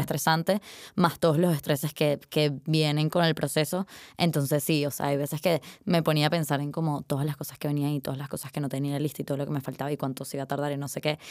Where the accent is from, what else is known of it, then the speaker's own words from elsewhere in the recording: Caracas, Capital District, Venezuela; moved away as an adult; now in Madrid, Spain; me fui de Caracas